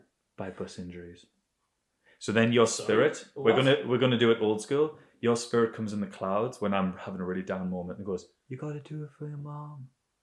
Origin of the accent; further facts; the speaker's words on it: Bilbao, Basque Country, Spain; Okay, so I grew up in Bilbao.